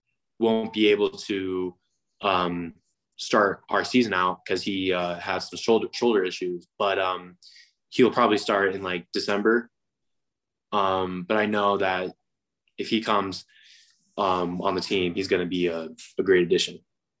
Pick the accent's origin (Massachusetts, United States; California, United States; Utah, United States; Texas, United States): Utah, United States; I'm from Utah.